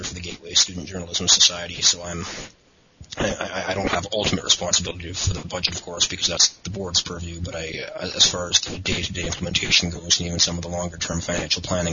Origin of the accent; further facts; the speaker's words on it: Edmonton, Alberta, Canada; I am a Canadian citizen who has lived most of my life in Edmonton in the western part of Canada